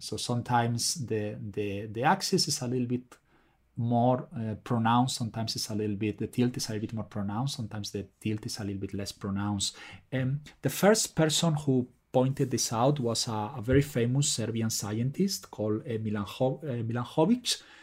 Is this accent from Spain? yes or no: yes; Spain; moved away; I'm originally from Spain, as probably you can tell from my name